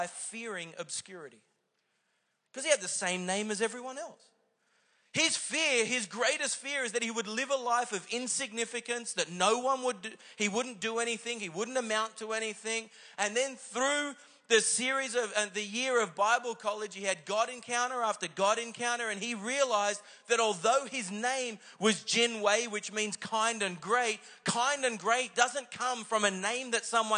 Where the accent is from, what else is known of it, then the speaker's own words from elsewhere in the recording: Singapore; I was born in Singapore